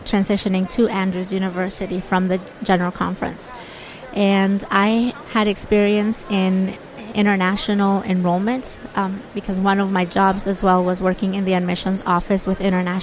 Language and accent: English; Bolivia; now in United States; I was born and raised in Bolivia, South America. And 16 years ago, I came to America to go to school